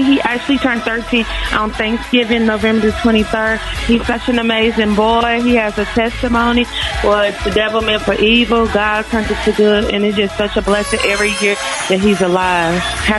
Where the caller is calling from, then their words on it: Arkansas, United States; I'm calling from Arkansas.